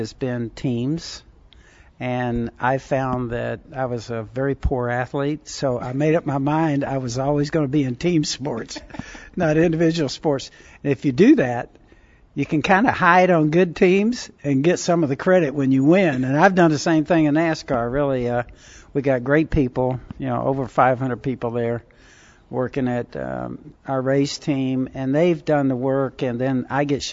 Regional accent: Southern California, United States; born or raised there

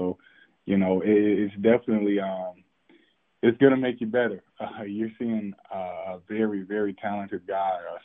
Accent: Fayetteville, North Carolina, United States; I'm from Fayetteville

